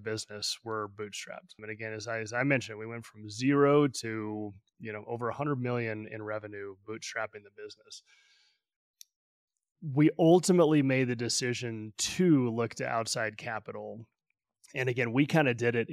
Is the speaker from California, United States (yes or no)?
no; Albuquerque, New Mexico, United States; moved away as an adult; also born or lived in Midwest / Silicon Valley; now in Denver, United States; I was born and raised in Albuquerque, New Mexico, went to school in the Midwest, started my career in Silicon Valley